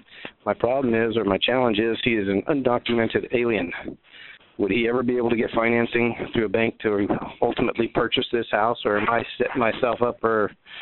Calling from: Wichita, Kansas, United States; I'm from Wichita, Kansas again.

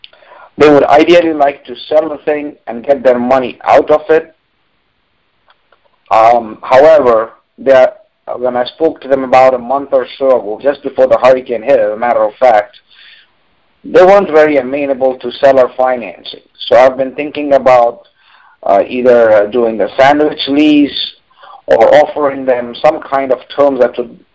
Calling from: Jacksonville, Florida, United States; Jacksonville, Florida.

